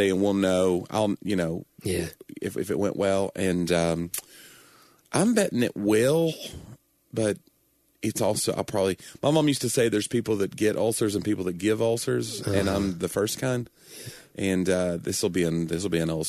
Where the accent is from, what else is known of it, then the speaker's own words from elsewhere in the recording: Maryville, Tennessee, United States; I'm from Maryville, Tennessee